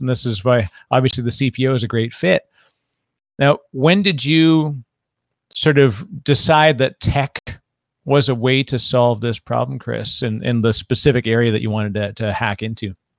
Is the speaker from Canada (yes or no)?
yes; Canada; now in United States; I'm Canadian originally, I'm living in the United States